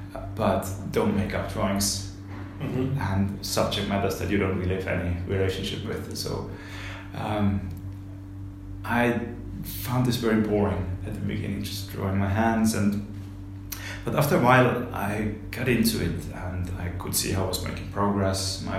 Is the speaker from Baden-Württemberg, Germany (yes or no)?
yes; Simmersheim, Baden-Württemberg, Germany; English is a second language; I was born in Stuttgart, in Germany, and I grew up in the countryside, in a small village close to Stuttgart. The place is called Simmersheim, and it's at the edge of the Black Forest.